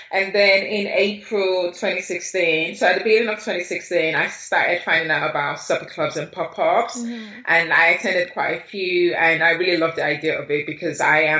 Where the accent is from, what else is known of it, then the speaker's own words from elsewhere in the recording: Nigeria; now in London, United Kingdom; I wanted to eat the street food that I grew up eating in Nigeria.